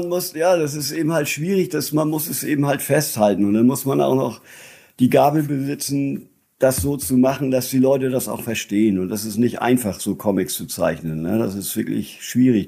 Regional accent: Lübeck, Schleswig-Holstein, Germany; also born or lived in Flensburg; now in near Kiel, Germany; Ich bin in Travemünde geboren. Ich lebe jetzt äh, inmitten von Schleswig-Holstein in einem kleinen Dorf mitten auf dem Land in der Nähe ah, okay. von Kiel

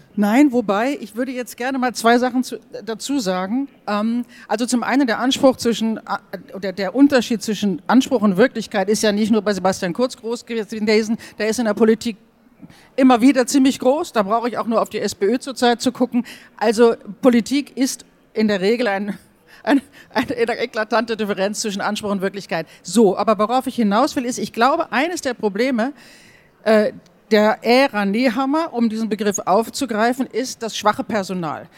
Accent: Germany; now in Austria; als Deutsche

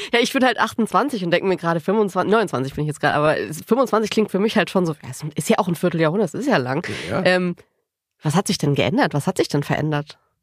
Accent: Baden-Württemberg, Germany; ich bin aus Baden-Württemberg

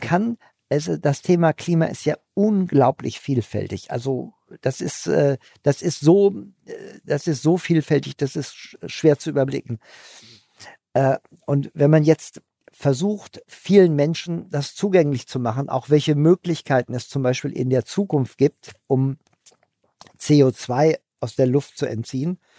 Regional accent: Hanover, Lower Saxony, Germany; ich bin Hannoveraner

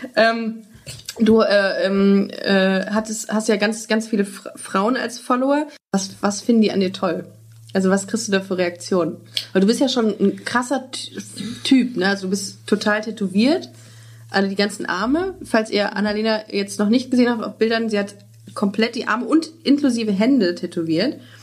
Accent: Düsseldorf, North Rhine-Westphalia, Germany; also born or lived in Würzburg; now in Cologne, Germany; ich komme ja ursprünglich aus Düsseldorf

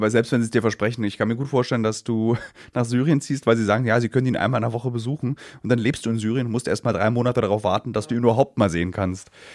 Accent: Germany; als Deutsche

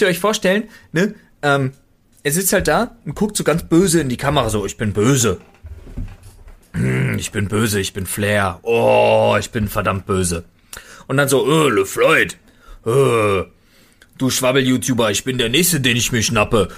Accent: Berlin, Germany; als Berliner, als geborenen Berliner

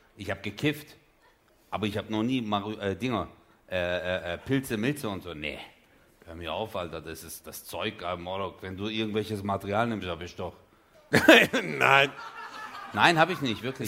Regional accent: Çarşamba, Samsun, Turkey; da wo ich herkomme in der Türkei

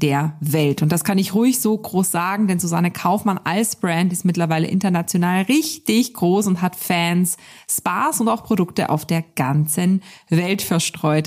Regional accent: Austria; Wir kommen beide aus Österreich

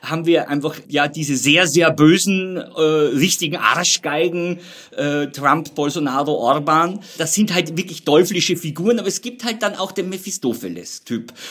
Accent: Austria; wo man als Österreicher so ein bisschen

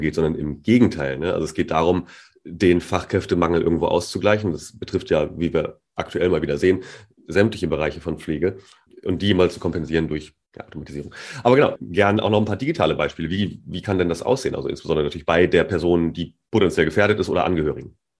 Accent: Germany; als Deutscher

